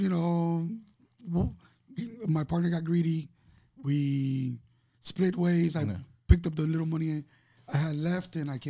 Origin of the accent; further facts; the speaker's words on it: Miami, Florida, United States; Born and raised in Miami.